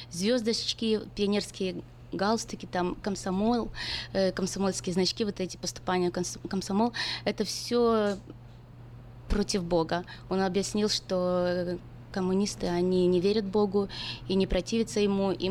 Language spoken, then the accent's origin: Russian; Novovolynsk, Volyn Oblast, Ukraine; now in United States; Я приехала с, Амер... э, с Украины в Америку уже много лет, 24 года назад, с маленького городка Укра... э, с Украины